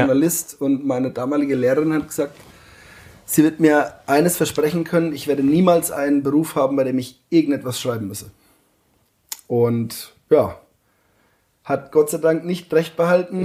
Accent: Rhön, Lower Franconia, Bavaria, Germany; moved away as an adult; also born or lived in Munich; bin Fasching immer daheim gewesen

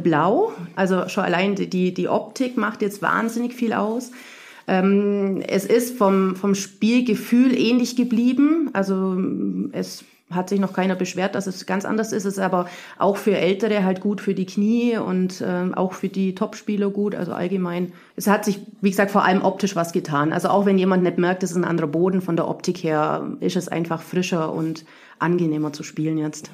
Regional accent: Burgau, Bavaria, Germany; moved away as an adult; ich komme aus Burgau im Schwabenland sozusagen, knapp an der baden württembergischen Grenze, aber noch Bayern. Ähm, ja, ich bin da aufgewachsen

